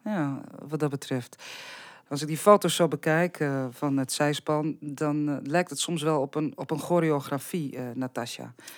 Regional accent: Drenthe, Netherlands; bij ons in Drenthe

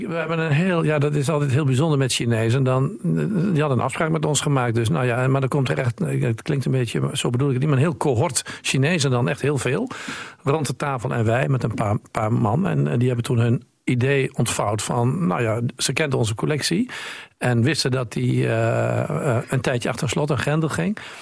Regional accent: Hoogeveen, Drenthe, Netherlands; de stad waar ik geboren ben.

